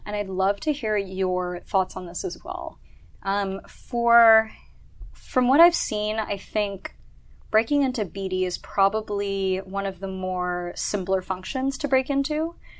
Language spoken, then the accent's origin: English; Tokyo, Japan; also born or lived in Hong Kong / Sydney / London / Milan; So growing up in Japan, so I grew up in Tokyo mostly. I was born in Hong Kong. Lived in Sydney for a couple years, in London, in Milan